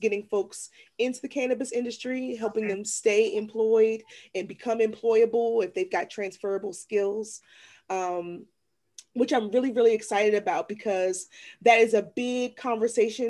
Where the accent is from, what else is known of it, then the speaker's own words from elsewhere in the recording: Washington, District of Columbia, United States; now in Maryland, United States; I'm originally from Washington, D.C., from an area that was heavily impacted by the war on drugs.